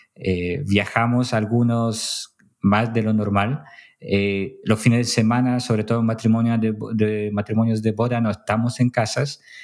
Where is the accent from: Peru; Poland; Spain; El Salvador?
Poland; now in Chile; yo siendo polaco